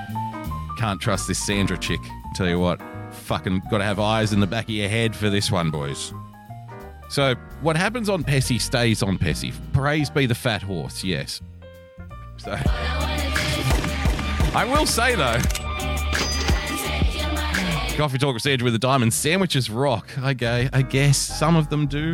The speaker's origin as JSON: {"language": "English", "country": "Australia", "said": "as an Australian"}